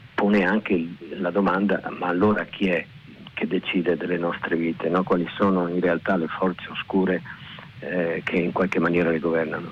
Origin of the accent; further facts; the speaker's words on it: Veneto, Italy; riconciliazione con la mia terra con eh, la lingua, con i dialetti, con eh, l'origine. Eh, avevo una soggezione nei confronti del, del, Veneto